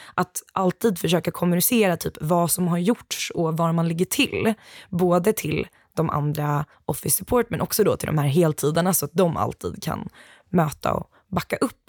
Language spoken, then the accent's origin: Swedish; Gothenburg, Västra Götaland, Sweden; also born or lived in Uppsala; jag är ju ändå göteborgare